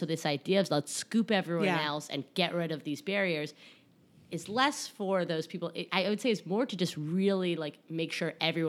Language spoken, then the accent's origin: English; Westchester, New York, United States; And now I'm Southern, even though I grew up in Westchester.